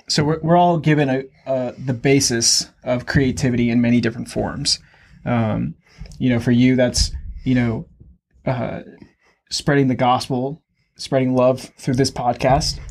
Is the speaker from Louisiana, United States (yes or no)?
yes; Louisiana, United States; now in Wichita, United States; originally, I am from Louisiana.